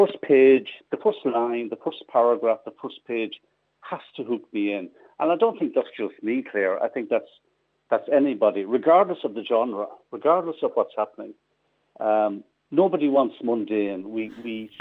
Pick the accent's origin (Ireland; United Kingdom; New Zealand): Ireland; Midlands; I'm from the Midlands, so I know it very well